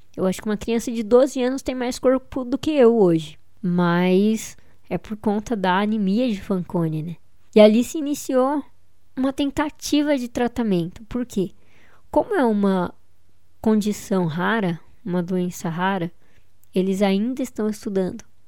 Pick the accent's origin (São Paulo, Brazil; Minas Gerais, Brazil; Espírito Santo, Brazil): São Paulo, Brazil; Eu sou de São Paulo